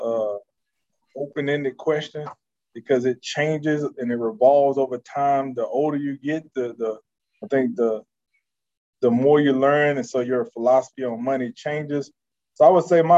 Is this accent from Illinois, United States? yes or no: no; North Carolina, United States; moved away as an adult; now in Houston, United States; I'm from North Carolina